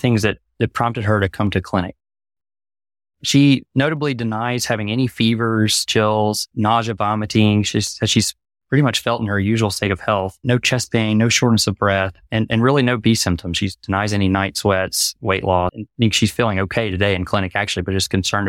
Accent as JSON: {"language": "English", "town": "Jackson", "region": "Mississippi", "country": "United States", "said": "I'm from Jackson, Mississippi originally. Did my medical school training there at the University of Mississippi Medical Center"}